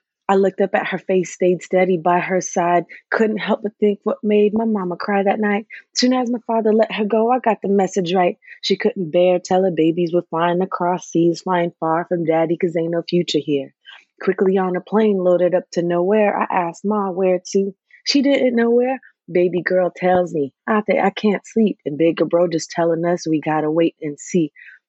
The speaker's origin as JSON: {"language": "English", "town": "Concord", "region": "California", "country": "United States", "tie": "born or raised there", "also_born_or_lived": "Parañaque, Philippines", "said": "And we moved here to the Bay Area, East Bay Area."}